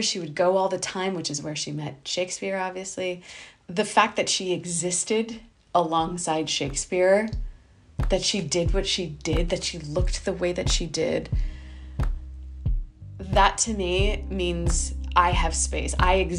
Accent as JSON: {"language": "English", "country": "India", "said": "what struck me was that I, as an Indian woman, have fallen in love with the epitome of English literature. English being the colonizer of my people"}